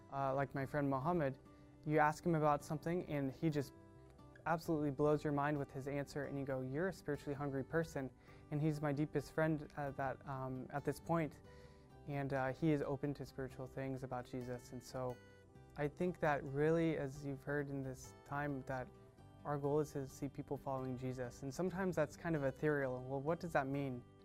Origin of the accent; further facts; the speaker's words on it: Orange, California, United States; moved away; I grew up here in Orange County, uh, in the city of Orange, and went to Villa Park High School